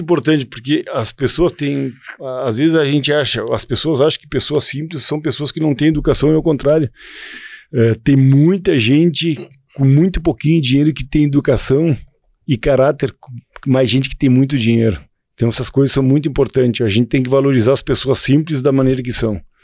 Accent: Estância Nazaré, Rio Grande do Sul, Brazil; moved away as an adult; now in Santo Ângelo, Brazil; nos criamos juntos na Estância Nazaré, todos os primos juntos, montando a cavalo

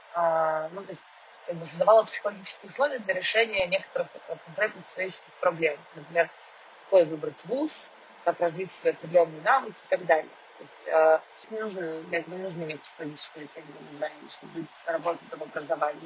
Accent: Moscow, Russia; now in Israel; я москвичка

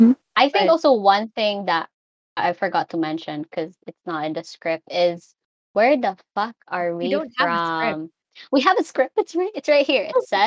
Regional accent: Cebu, Central Visayas, Philippines; I am from the wonderful Queen City of the South of the Philippines, Cebu.

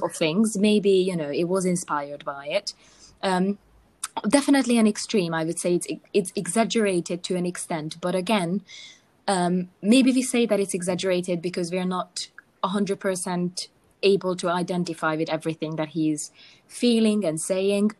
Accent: Hungary; I'm from Hungary

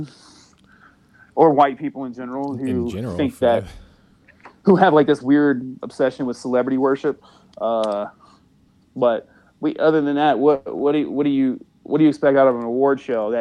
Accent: Mississippi, United States; I'm Cajun. You know, part Cajun. So grew up in Mississippi.

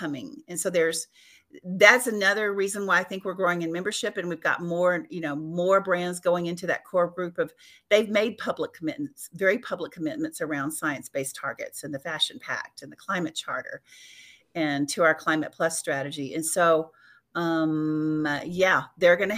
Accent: West Texas, United States; I'm from West Texas

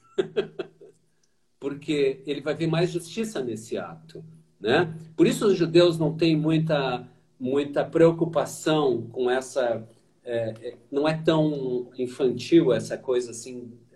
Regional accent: Porto Alegre, Rio Grande do Sul, Brazil; eu cruzava aquilo, foi uma rua da minha infância

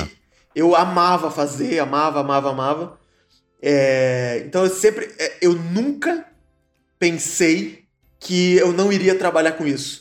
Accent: Joinville, Santa Catarina, Brazil; also born or lived in Caxias do Sul; now in São Paulo, Brazil; eu comecei a fazer teatro em Joinville, né? Eu nasci em Joinville

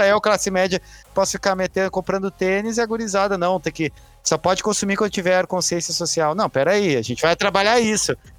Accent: Rio Grande do Sul, Brazil; Já, já, já nasci branco, gaúcho, embora judeu

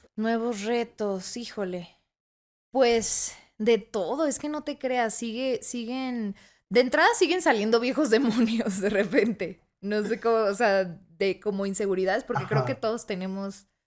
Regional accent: Toluca, State of Mexico, Mexico; also born or lived in Tijuana; soy de Tijuana pero desde muy chiquita me vine a mudar, me mudé a la Ciudad de México y luego al Estado de México, a Toluca específicamente

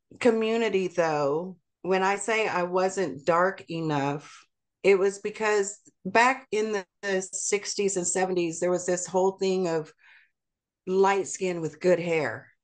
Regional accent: Texas, United States; also born or lived in Seoul, South Korea; I grew up in Texas. I grew up in what would be considered the South, even in the Deep South

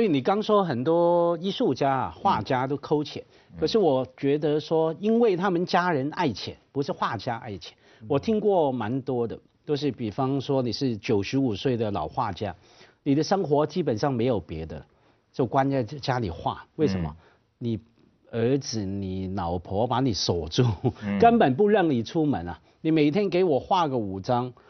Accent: Hong Kong; 我们香港话叫碌你人情卡了

